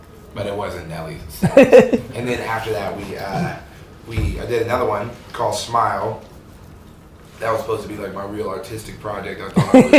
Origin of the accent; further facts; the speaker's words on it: Ventura, California, United States; we're from Ventura, California.